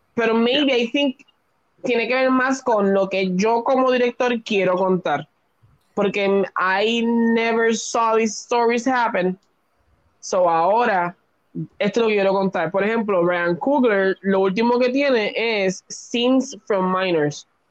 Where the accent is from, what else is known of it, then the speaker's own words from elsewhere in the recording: Puerto Rico; nosotros como boricua